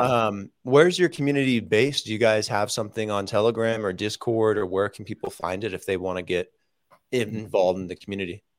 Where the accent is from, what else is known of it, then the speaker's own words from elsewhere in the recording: Las Vegas, Nevada, United States; moved away; also born or lived in California; I'm from Vegas